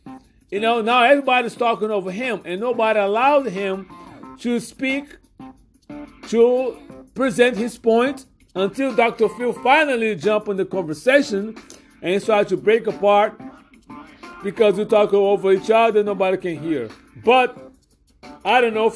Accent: Brazil; now in United States; I am an immigrant from Brazil, a legal immigrant

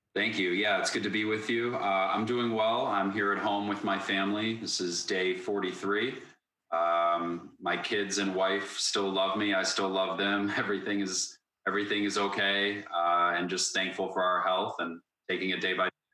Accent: Cleveland, Ohio, United States; moved away as an adult; also born or lived in Chicago, Illinois; I grew up here in Cleveland, Ohio

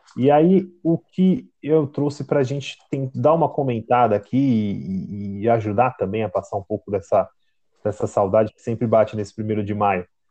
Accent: Brazil; a gente aqui como brasileiro

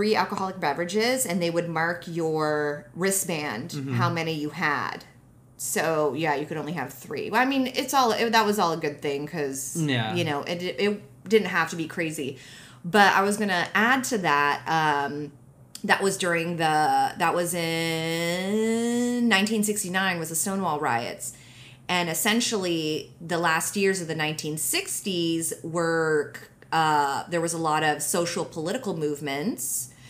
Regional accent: Japan; But actually, I honestly, like, we grew up in Japan. There's national health care there, and it's fucking working fine.

